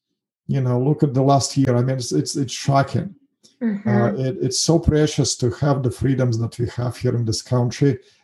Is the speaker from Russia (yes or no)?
yes; Russia; English is a second language; moved away as an adult; also born or lived in Kazakhstan; now in United States; I was lived my whole life in Russia. Actually, I was born in Kazakhstan